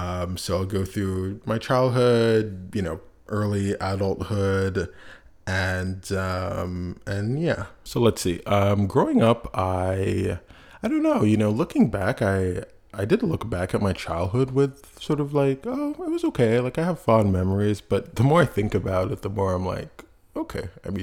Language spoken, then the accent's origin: English; Montreal, Quebec, Canada; And myself, I was born in Canada, born in Montreal, Canada.